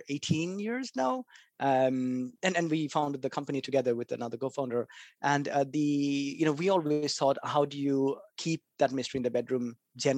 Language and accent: English; Kolkata, West Bengal, India; I grew up in Calcutta, which is a little city. Well, little, not really, a little city near the east of India